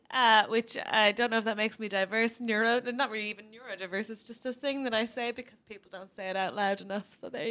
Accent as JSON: {"language": "English", "country": "Ireland", "said": "I'm Irish and I'm queer and I'm here"}